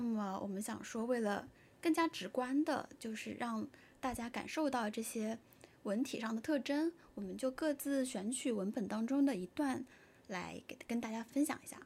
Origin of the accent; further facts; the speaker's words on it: China; 作为中国人的话